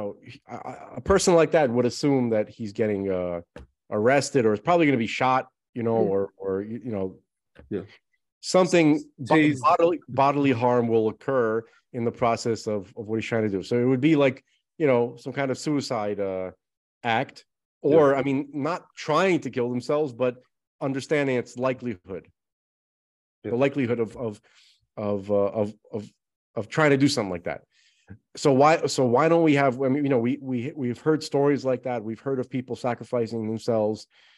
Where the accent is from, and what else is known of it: United States